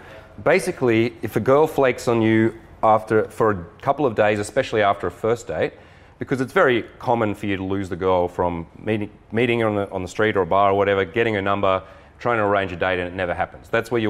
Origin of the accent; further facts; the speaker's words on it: Australia; now in San Diego, United States; I'm an Aussie too, but I've been living in San Diego.